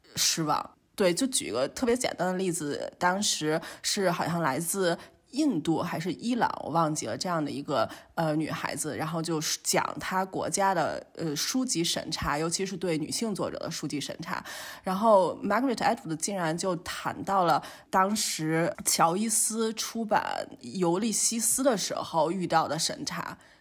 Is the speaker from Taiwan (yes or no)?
no; China; now in Germany; 我们都是生于中国，然后来到了德国